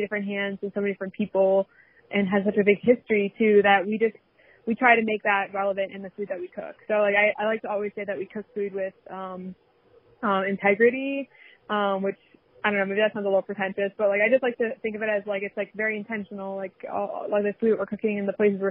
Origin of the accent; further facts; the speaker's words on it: New Orleans, Louisiana, United States; moved away as an adult; also born or lived in Massachusetts; I grew up in New Orleans